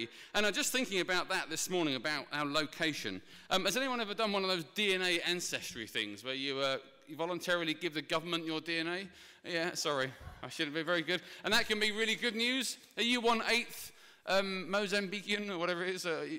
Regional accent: Ilford, London, United Kingdom; For example, I'm from Essex, but it's more specifically, yeah, thank you, Ilford Romford way. Now, you might not tell because I've refined my accent over the years

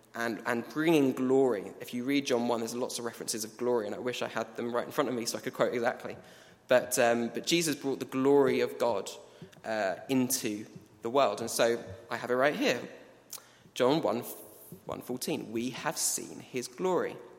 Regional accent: England, United Kingdom; We, we are from England.

